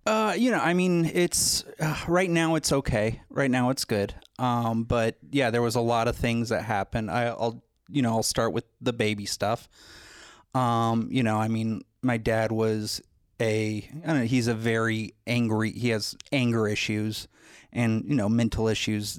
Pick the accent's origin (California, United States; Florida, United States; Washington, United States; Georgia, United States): California, United States; Los Angeles; I was born in the San Fernando Valley